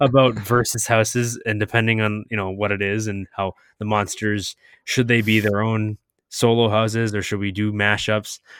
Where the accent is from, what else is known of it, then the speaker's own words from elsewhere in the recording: New England, United States; now in Orlando, United States; we're from New England, we're from that area